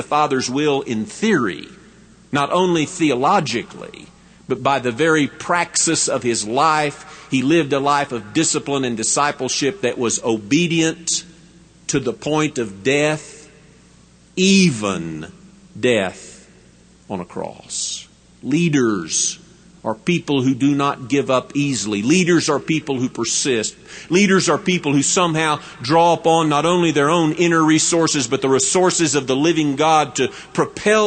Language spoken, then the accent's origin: English; West Texas, United States; I am a Texan and a West Texan, I do not think of myself as a Southerner as much as I think of myself as a Westerner